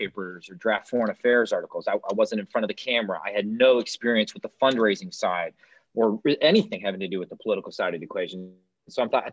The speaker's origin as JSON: {"language": "English", "region": "Wisconsin", "country": "United States", "said": "I got an opportunity to work for Governor Walker, my home state governor"}